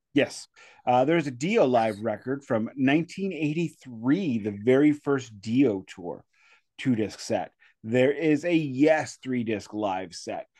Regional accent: St. Louis, Missouri, United States; I'm from South City, St. Louis

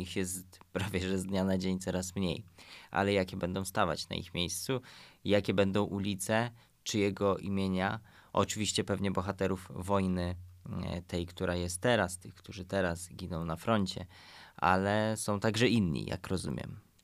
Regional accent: Poland; jesteśmy z Polski

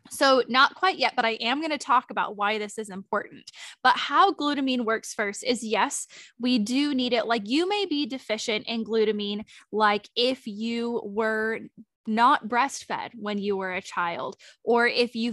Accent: Sonoma, California, United States; Dilip and I have actually been out of town in Sonoma. Um, we were visiting um, my hometown and now we're back

